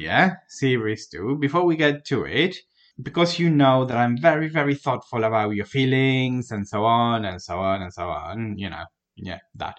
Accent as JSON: {"language": "English", "country": "Argentina", "said": "I'm Argentinian."}